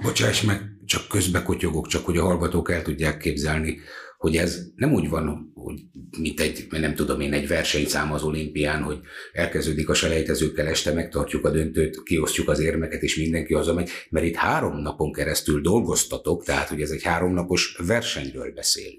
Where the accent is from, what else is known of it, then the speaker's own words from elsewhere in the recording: Hungary; mi magyarok vagyunk, meg büszkék vagyunk erre